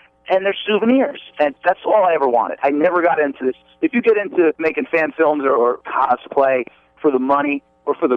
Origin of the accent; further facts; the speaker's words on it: New Jersey, United States; I'm from New Jersey.